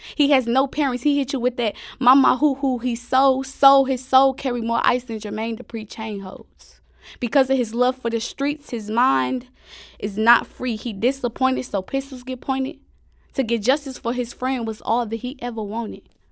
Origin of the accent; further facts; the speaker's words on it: St. Louis, Missouri, United States; I'm from Saint Louis